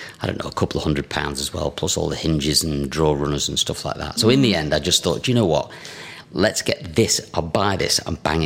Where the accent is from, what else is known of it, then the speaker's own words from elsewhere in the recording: Scotland, United Kingdom; I am Scottish